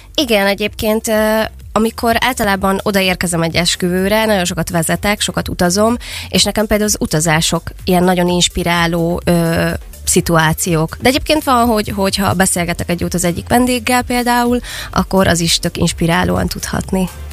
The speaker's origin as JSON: {"language": "Hungarian", "town": "Szeged", "region": "Csongrád-Csanád", "country": "Hungary", "tie": "born or raised there", "said": "mivel itt nőttem fel, és itt élek jelenleg is"}